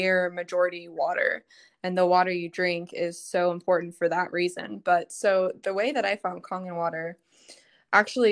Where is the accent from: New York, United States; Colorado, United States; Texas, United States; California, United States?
Texas, United States; Dallas; I'm from Dallas